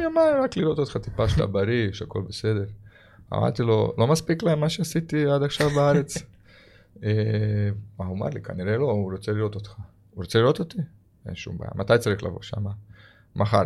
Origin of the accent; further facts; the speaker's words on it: Croatia; Hebrew is a second language; moved away as an adult; now in Israel; אני הייתי ילד שגדלתי ביען גם בקרואטיה